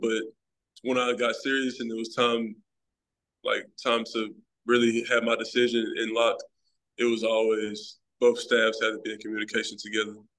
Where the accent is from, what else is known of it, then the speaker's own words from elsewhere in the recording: Memphis, Tennessee, United States; I'm born and raised in Memphis, Tennessee